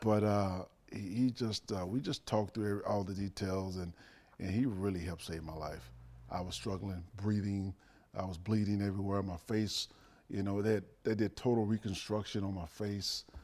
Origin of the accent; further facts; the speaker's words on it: Dallas, Texas, United States; moved away; I grew up in Dallas